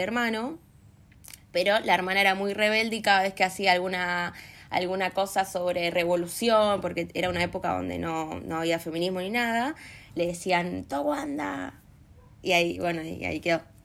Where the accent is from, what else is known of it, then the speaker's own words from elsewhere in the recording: Pueblo Esther, Santa Fe, Argentina; moved away; Estoy en mi pueblo, disfrutando de mis amigos en Santa Fe